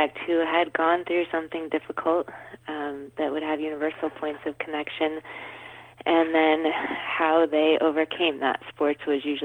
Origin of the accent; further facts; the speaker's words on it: Cleveland, Ohio, United States; moved away; I'm from Cleveland originally, which is where my father still lives